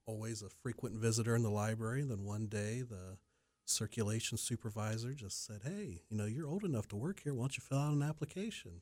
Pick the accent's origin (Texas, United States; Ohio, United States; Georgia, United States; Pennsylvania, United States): Ohio, United States; London; I was born and raised in London, Ohio, about an hour away from Delaware